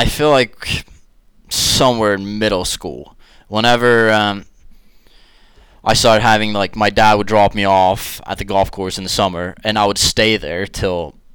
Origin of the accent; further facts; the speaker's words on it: Kristiansand, Agder, Norway; moved away as an adult; now in Johnson City, United States; when I grew up in Kristiansand, Norway